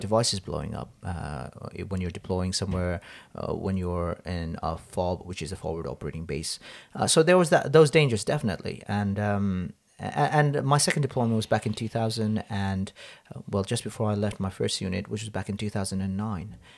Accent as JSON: {"language": "English", "country": "Hong Kong", "tie": "born or raised there", "also_born_or_lived": "Nepal", "moved": "as an adult", "said": "I grew up in Hong Kong, uh, with, with my parents predominantly."}